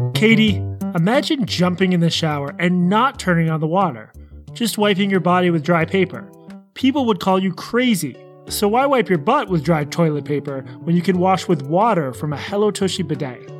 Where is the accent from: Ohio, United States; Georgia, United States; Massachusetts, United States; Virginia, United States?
Massachusetts, United States; Boston; I'm also from Boston